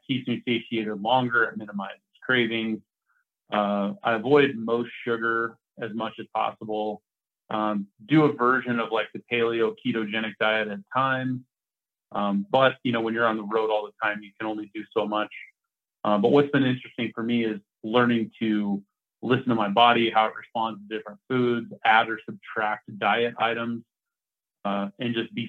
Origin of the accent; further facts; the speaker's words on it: Oregon, United States; now in Colorado, United States; I was back in my hometown in Oregon last week